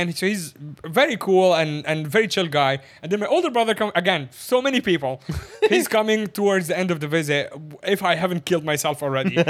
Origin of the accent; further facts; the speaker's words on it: Egypt; moved away as an adult; now in Hong Kong; my family comes from Egypt. I come from Egypt. I have been in China / Hong Kong for the last 11 years of my life now